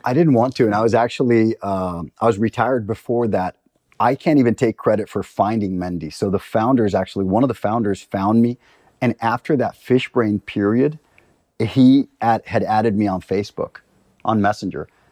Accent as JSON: {"language": "English", "country": "Costa Rica", "also_born_or_lived": "Libya", "moved": "yes", "lives_now": "Stockholm, Sweden", "said": "I'm from Costa Rica."}